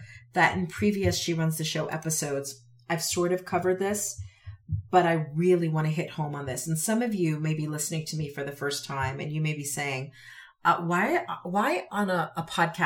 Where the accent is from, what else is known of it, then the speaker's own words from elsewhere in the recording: Connecticut, United States; also born or lived in Utah; now in Wyoming, United States; growing up in Connecticut